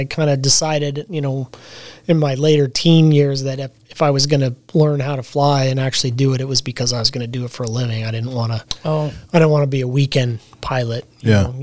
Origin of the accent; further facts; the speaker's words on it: Willow, Alaska, United States; also born or lived in Fairbanks, Alaska / Anchorage, Alaska; I grew up in Willow